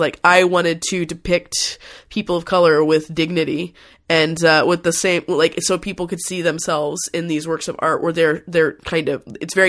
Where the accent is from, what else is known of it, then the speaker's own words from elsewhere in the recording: Fort Worth, Texas, United States; it's to my hometown of Fort Worth, Texas has a lot of really good museums